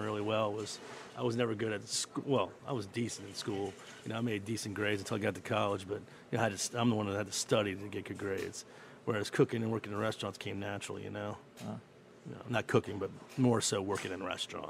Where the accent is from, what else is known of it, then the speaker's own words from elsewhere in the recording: Metairie, Louisiana, United States; I'm from Metairie